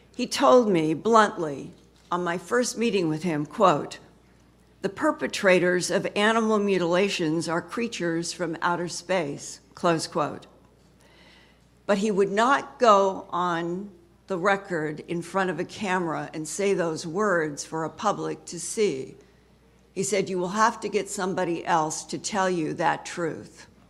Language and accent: English; Boise, Idaho, United States; moved away; I grew up in Boise, Idaho